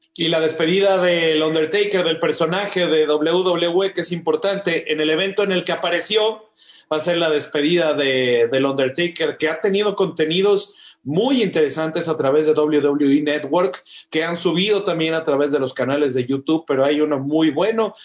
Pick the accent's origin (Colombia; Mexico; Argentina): Mexico; muchos mexicanos nos sentíamos orgullosos